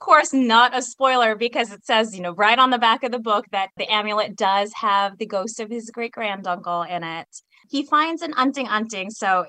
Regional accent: San Diego, California, United States; being Filipino American means that the Filipino cuisine is definitely just part of what you do.

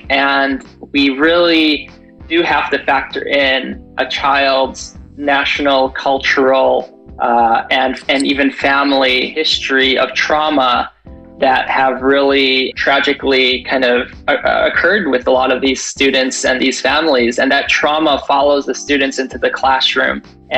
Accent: Chicago, Illinois, United States; now in San Diego, United States; Actually, I'm from Chicago. And so I moved here about 12 years ago. And when I came to San Diego, I really didn't know the history of San Diego

